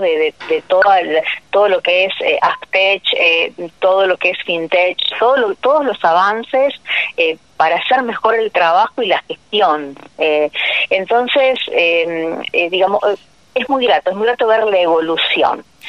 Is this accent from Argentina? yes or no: yes; Bigand, Santa Fe, Argentina; en mi pueblo, o sabes que yo estoy de Vigán, provincia de Santa Fe